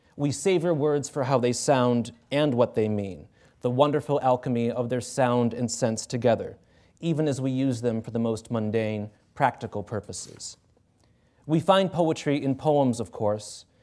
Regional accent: Cleveland, Ohio, United States; I'm from Cleveland

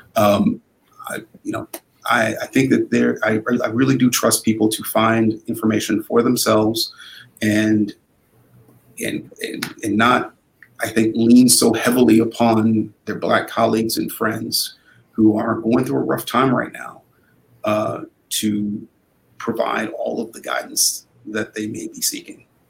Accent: Shaker Heights, Ohio, United States; also born or lived in Cleveland, Ohio; growing up in Shaker Heights uh, was uh, a formative experience. I, you know, I also, you know, grew up partially in Cleveland

